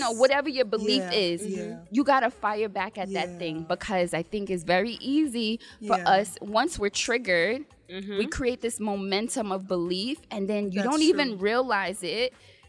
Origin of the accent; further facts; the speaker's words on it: Jamaica; because I'm Jamaican and we're confident, okay?